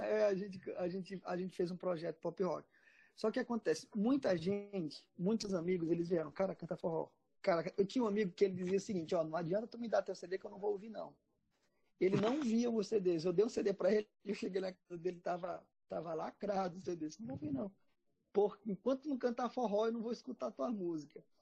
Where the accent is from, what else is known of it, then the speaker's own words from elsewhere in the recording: Maranhão, Brazil; now in Ceará, Brazil; eu era do Maranhão, eu, eu sou maranhense. E lá no, eu era de uma cidade interior do Maranhão